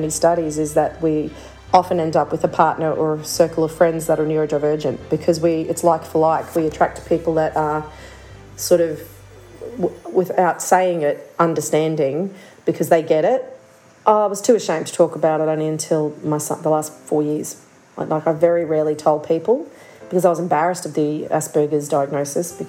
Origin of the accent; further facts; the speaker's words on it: Toowoomba, Queensland, Australia; I was born in Toowoomba up in Jaibal, Jarawa country